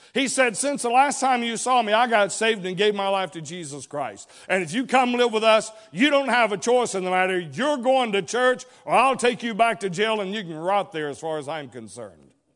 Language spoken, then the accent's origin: English; Dalton, Georgia, United States; also born or lived in Chatsworth, Georgia; I was born in Chatsworth, Georgia. I was raised for the most part throughout the Dalton region.